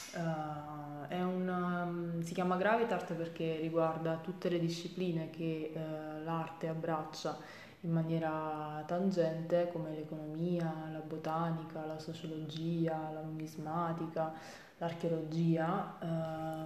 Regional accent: Avellino, Campania, Italy; first language Italian and Chinese; also born or lived in Salerno; sono madrelingua italo-cinese, eh, mia madre è di Taiwan e mio padre è italiano, eh, scrivo e parlo correntemente in inglese e spagnolo. Dopo essermi diplomata al liceo linguistico di Avellino

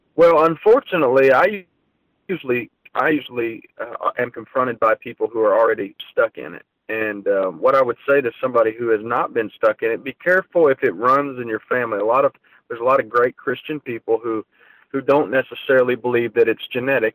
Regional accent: Ohio, United States; I was from Ohio

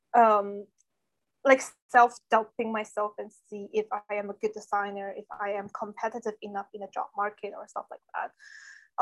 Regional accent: China; first language Chinese; English is a second language; moved away; Everything is in Chinese, was in my, my mother language.

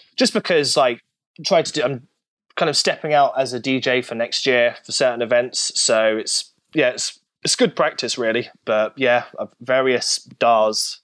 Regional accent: United Kingdom; I'm British

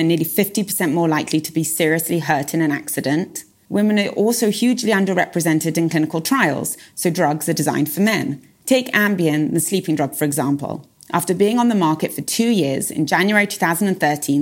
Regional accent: England, United Kingdom; moved away as an adult; now in Israel; I'm originally from England. I moved to Israel around 14 years ago

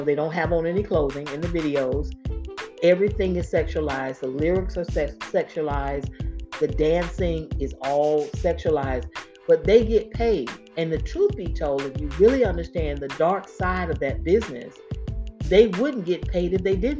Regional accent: Florida, United States; I'm from Florida. I'm born and raised in Florida

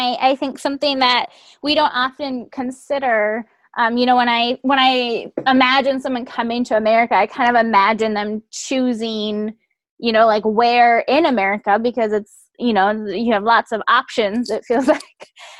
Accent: Midwest, United States; We're headed to Wisconsin for a wedding, but we're both from the Midwest.

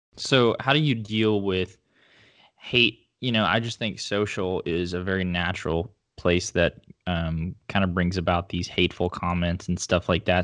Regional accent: northeast Oklahoma, United States; there's a lot of um, segmented land where I grew up in like northeast Oklahoma

